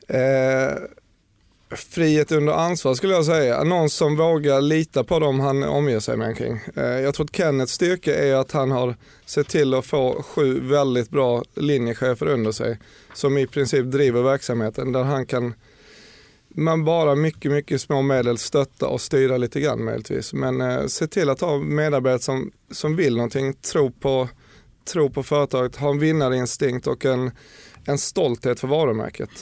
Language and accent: Swedish; Bjärred, Skåne, Sweden; accent: skånska; moved away as an adult; now in Stockholm, Sweden; Jag är en eh, inflyttad skåning som säkert hörs, som jag gör allting för att behålla egentligen.